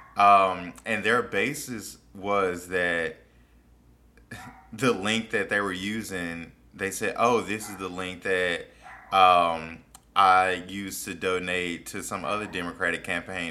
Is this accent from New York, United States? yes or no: no; Mississippi, United States; I grew up in Mississippi